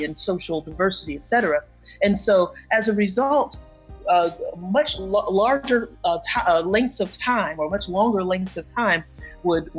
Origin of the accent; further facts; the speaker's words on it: New York City, New York, United States; my hometown, and even in the borough of Brooklyn